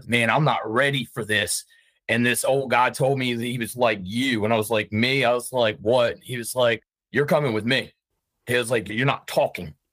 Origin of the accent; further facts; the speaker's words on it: Richmond, Virginia, United States; I'm from Richmond, Virginia